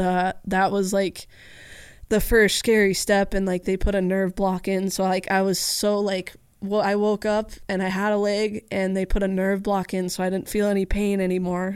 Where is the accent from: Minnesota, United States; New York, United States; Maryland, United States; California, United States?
California, United States; Southern; I grew up in Southern California